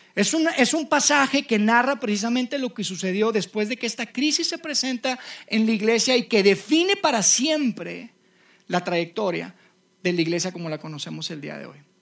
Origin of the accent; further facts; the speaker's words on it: Mexico; yo soy mexicano